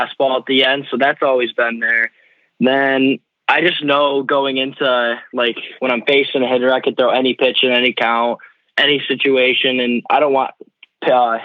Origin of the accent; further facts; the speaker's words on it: Grand Blanc, Michigan, United States; my hometown. I've been here my whole life